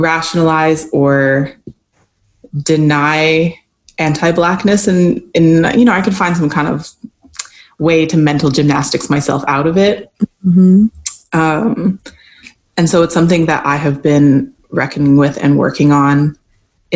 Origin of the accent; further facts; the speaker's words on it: Canada; moved away as an adult; now in United States; I'm a lighter skinned Black woman, and I grew up in Canada